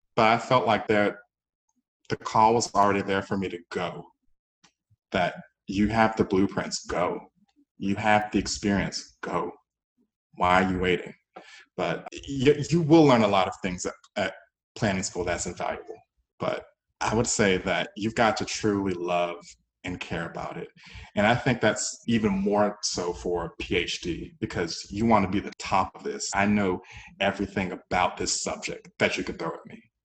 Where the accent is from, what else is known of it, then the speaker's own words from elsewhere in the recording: Georgia, United States; moved away as an adult; also born or lived in Texas / San Francisco Bay Area; I didn't want to be that person that was born and raised in Georgia and I haven't lived anywhere else